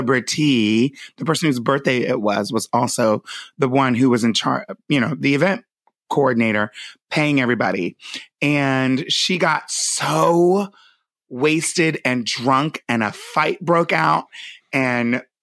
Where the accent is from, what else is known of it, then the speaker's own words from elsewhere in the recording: Pennsylvania, United States; I'm from Pennsylvania.